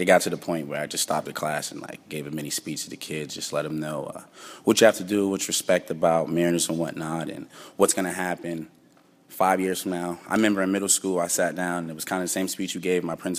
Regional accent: Boston, Massachusetts, United States; I'm from Boston, Massachusetts. I'm a sophomore, and I play running back.

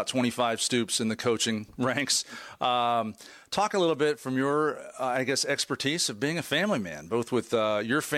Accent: Indianapolis, Indiana, United States; I'm a big Pacer fan growing up in Indianapolis

